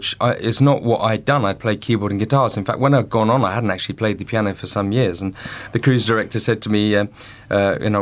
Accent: Colchester, East of England, United Kingdom; my hometown of Colchester

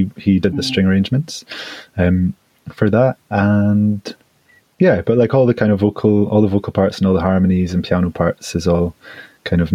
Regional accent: United Kingdom; as British men

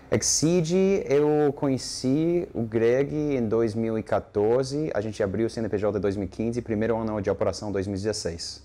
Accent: United States; Portuguese is a second language; moved away as an adult; now in Brazil; Eu sou americano

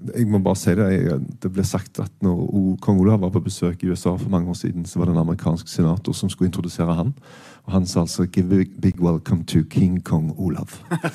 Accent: Stavanger, Rogaland, Norway; jeg er fra Stavanger.

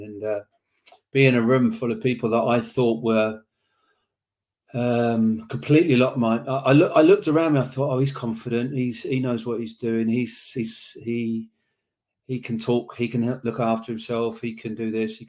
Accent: Slough, South East England, United Kingdom; I was born Irish parents in Slough

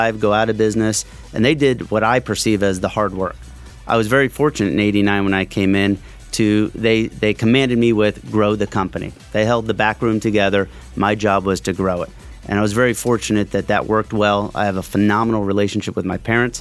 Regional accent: Lehigh Valley, Pennsylvania, United States; I'm a local boy, born and raised in the Valley, love the Valley

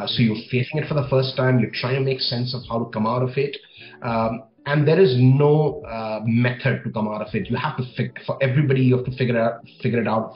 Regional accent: New Delhi, Delhi, India; moved away as an adult; also born or lived in New Zealand; now in United Arab Emirates; I was born and raised in New Delhi, India

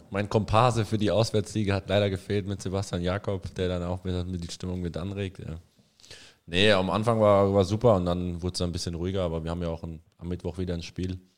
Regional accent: Erlangen, Bavaria, Germany; moved away; Das ist richtig, ja. In Bayern.

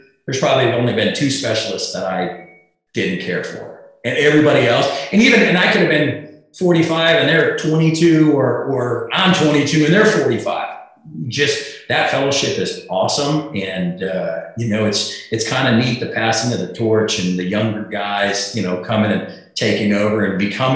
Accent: South Dakota, United States; moved away; I was a guy from South Dakota

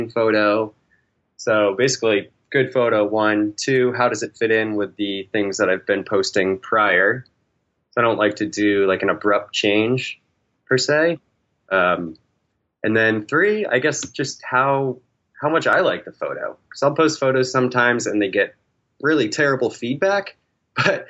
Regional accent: New Hampshire, United States; now in Texas, United States; I grew up in New Hampshire

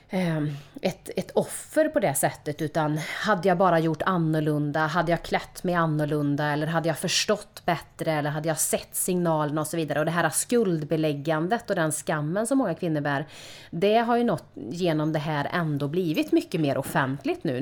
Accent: Karlstad, Värmland, Sweden; Jag är uppvuxen i Karlstad i ett medelklassområde

